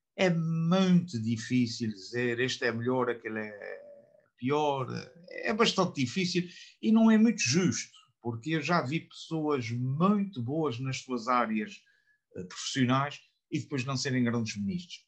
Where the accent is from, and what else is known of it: Portugal